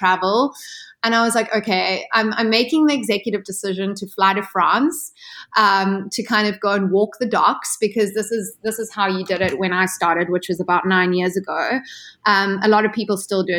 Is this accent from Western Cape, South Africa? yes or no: no; Ballito, KwaZulu-Natal, South Africa; moved away; also born or lived in Cape Town, South Africa; I grew up in South Africa, so you know, very far away from the place where the whole yachting scene takes place.